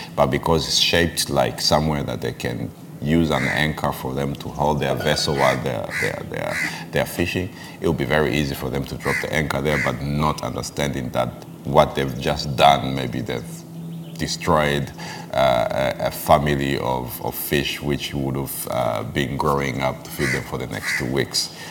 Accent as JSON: {"language": "English", "region": "Arusha", "country": "Tanzania", "moved": "yes", "lives_now": "Zanzibar, Tanzania", "said": "I'm from Arusha, it's like I'm a Maasai and I'm from a landlocked uh, region"}